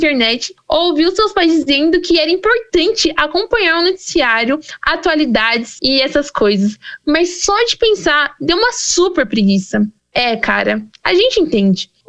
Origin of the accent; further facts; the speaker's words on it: Brazil; E de onde? Meu, eu só posso dizer que eu sou do Brasil.